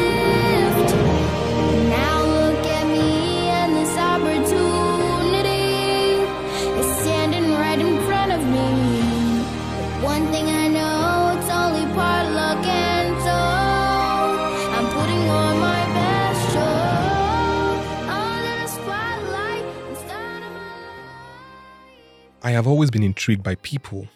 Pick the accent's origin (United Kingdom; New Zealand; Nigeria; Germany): Nigeria; Lagos; moved away as an adult; now in Sweden; I grew up with my four siblings and our parents in Lagos, Nigeria